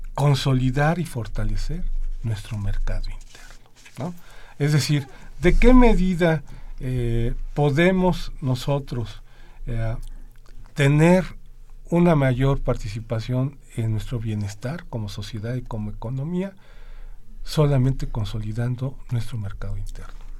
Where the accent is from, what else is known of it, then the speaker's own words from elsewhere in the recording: Mexico; nosotros como economía mexicana, como gobierno y como sociedad